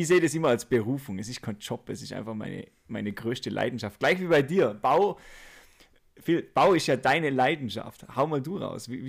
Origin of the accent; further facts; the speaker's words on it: Austria; dass ich kein deutscher Staatsbürger bin. Ich bin ja